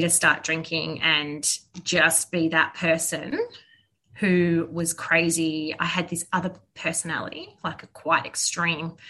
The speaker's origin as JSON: {"language": "English", "town": "Melbourne", "region": "Victoria", "country": "Australia", "tie": "born or raised there", "said": "I grew up in Bayside in Melbourne, which is a beautiful part of Victoria"}